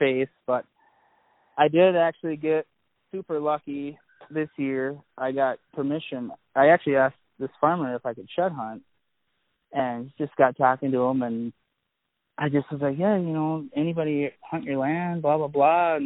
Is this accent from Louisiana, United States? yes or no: no; Annandale, Minnesota, United States; now in Osceola, Wisconsin, United States; I'm from Annandale, Minnesota.